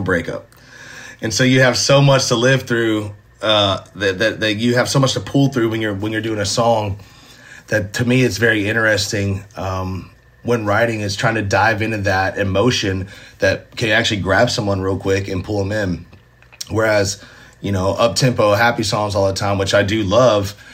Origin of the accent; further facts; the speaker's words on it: Nashville, Tennessee, United States; Being born and raised in Nashville, going to Ryman shows